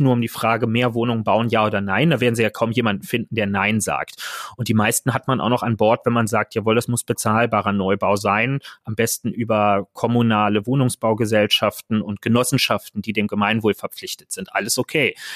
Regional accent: Berlin, Germany; Ich bin ein Kind des Berliner Südwestens ähm, und merke auch, wie sehr mich speziell diese Ecke der Stadt äh, prägt

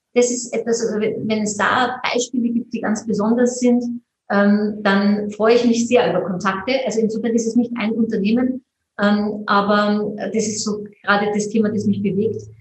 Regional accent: Mondsee, Upper Austria, Austria; ich komme aus Mondsee

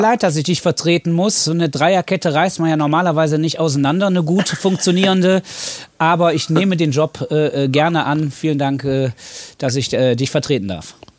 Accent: Cologne, North Rhine-Westphalia, Germany; also born or lived in Siegen; Ich bin im Schatten des Müngersdorfer Stadions. Nicht geboren, aber aufgewachsen.

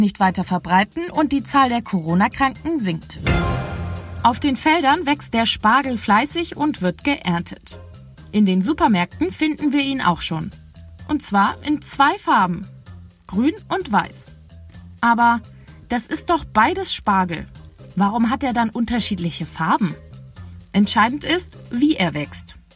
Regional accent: Hamburg, Germany; bei uns in Hamburg

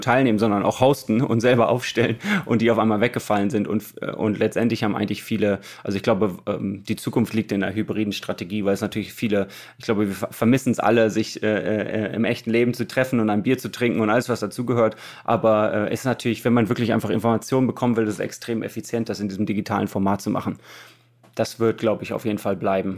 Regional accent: Germany; wir als Deutsche

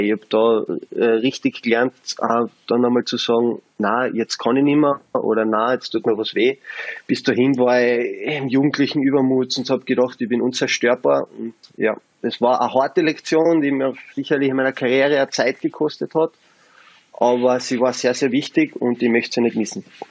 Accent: Carinthia, Austria; als Kärntner

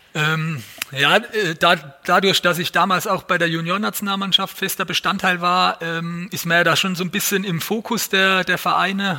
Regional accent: Mannheim, Baden-Württemberg, Germany; als Mannheimer, als geborener Mannheimer

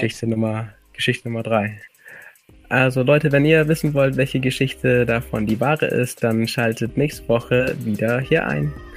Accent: Allgäu, Bavaria, Germany; ich komme aus dem Allgäu

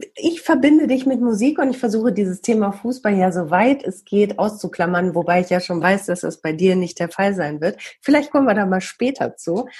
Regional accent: Bielefeld, North Rhine-Westphalia, Germany

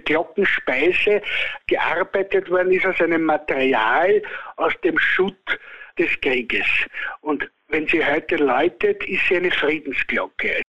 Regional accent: Austria; bei uns in Österreich

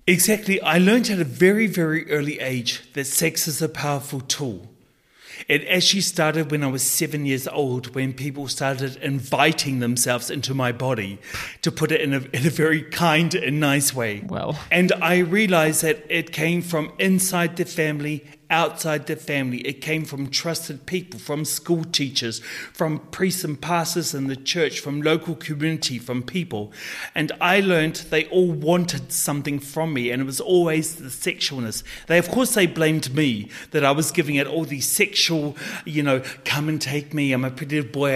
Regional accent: New Zealand; a wealthy, predominant Scottish family in New Zealand adopted me. And so I grew up as a Maori boy in a Scottish family

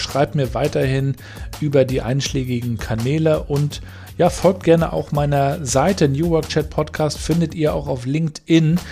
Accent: Germany; bei uns in Deutschland

